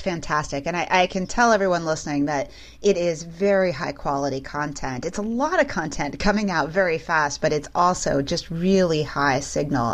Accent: Midwest, United States; I'm from the Midwest too

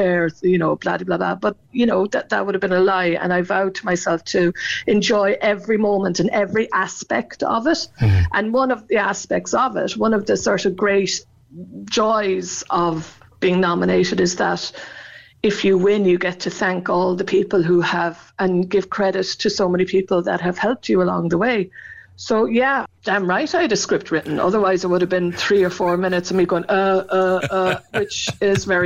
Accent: Cork, Munster, Ireland; moved away; I come from Arhila, but my mum was from Bear and dad from Coolay, so I know that part of the country very well

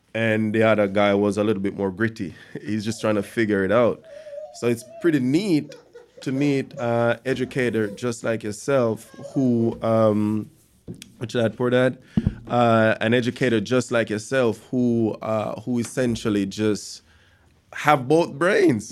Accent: Jamaica; growing up in Jamaica

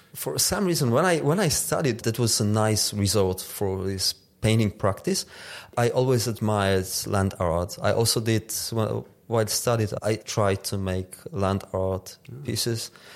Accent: Tarnów, Lesser Poland, Poland; the suburbs of my hometown with the chimneys at the background

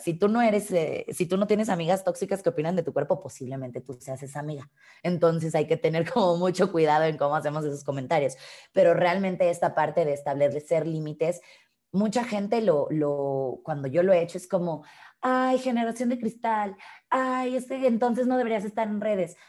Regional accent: Mexico; soy una mujer mexicana de casi 32 años

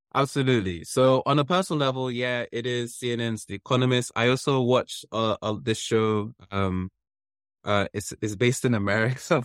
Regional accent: London, United Kingdom; also born or lived in Wembley; my childhood place where I grew up in Kilburn

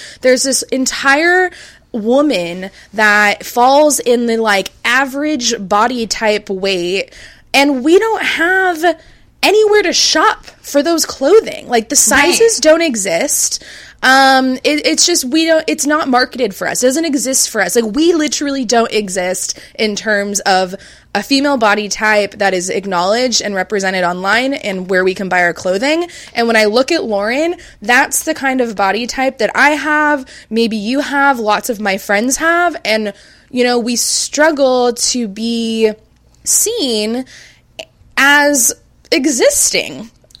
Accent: California, United States; Growing up in Orange County, California, thick just wasn't in. Thin was in.

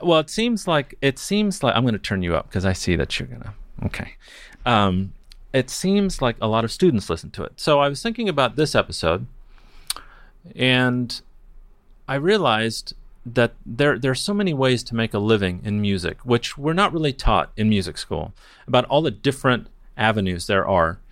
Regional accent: Newport Beach, California, United States; also born or lived in Redlands, California / Mexico; I grew up, uh, well, I grew up in Newport Beach. I was born in Redlands, California

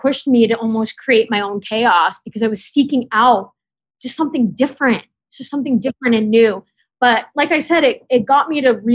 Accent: Canada; now in New York, United States; I grew up in Canada

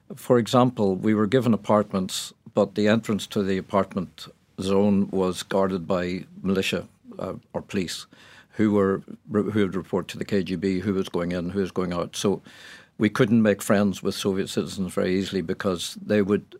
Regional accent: Ireland; I came from Ireland

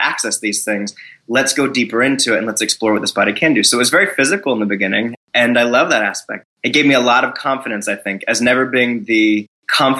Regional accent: Florida, United States; I grew up in Florida

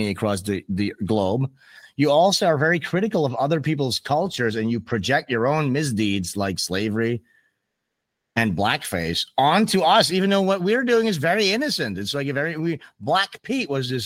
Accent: Amsterdam, North Holland, Netherlands; I'm from Amsterdam

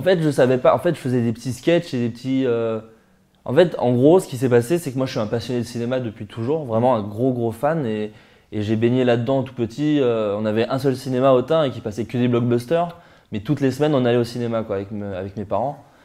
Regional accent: Burgundy, Bourgogne-Franche-Comté, France; moved away as an adult; also born or lived in Paris; Je viens de Bourgogne, à qui est une petite ville en Bourgogne. Euh, dans laquelle j'ai grandi. J'ai passé 18 années là-bas

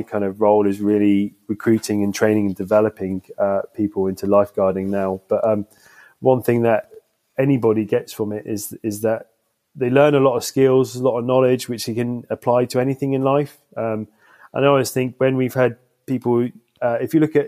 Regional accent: Southeast Cornwall, South West England, United Kingdom; I grew up in Southeast Cornwall

